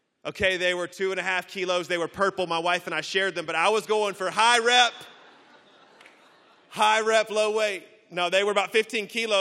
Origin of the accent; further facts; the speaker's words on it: Birmingham, Alabama, United States; accent: Southern; now in Orlando, United States; I am from Orlando, Florida, originally from Birmingham, Alabama. You may hear the accent a little bit, a little slower in the South.